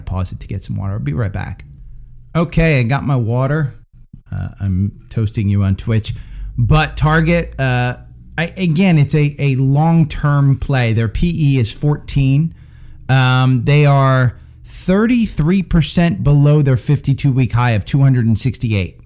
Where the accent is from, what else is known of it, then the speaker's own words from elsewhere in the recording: Princeton, New Jersey, United States; moved away; My hometown's actually Princeton, and that's where I've been